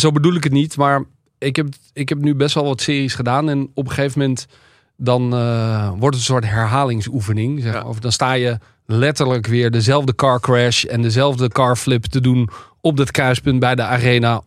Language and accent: Dutch; Amsterdam, North Holland, Netherlands; ik uit Amsterdam kom